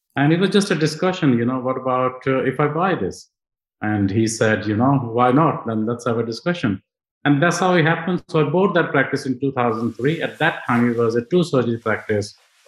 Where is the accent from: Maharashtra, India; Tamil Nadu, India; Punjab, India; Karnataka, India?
Punjab, India; English is a second language; moved away as an adult; now in United Kingdom; I was born in India